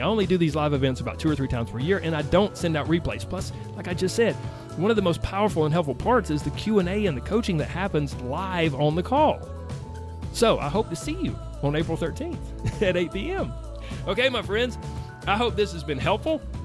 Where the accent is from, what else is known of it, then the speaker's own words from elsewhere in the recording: the South, United States; I grew up in the South, in case you can't tell. I don't feel like I have a strong accent